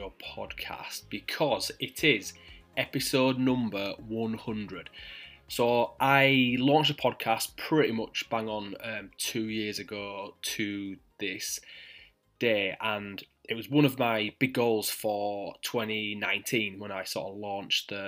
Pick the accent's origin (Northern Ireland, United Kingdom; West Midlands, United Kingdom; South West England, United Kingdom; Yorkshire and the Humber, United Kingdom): Yorkshire and the Humber, United Kingdom; accent: thick Yorkshire; my thick Yorkshire accent